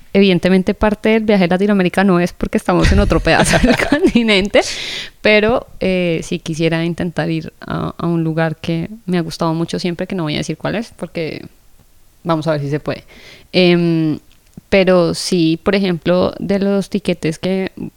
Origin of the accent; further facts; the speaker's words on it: Colombia; yo soy de Colombia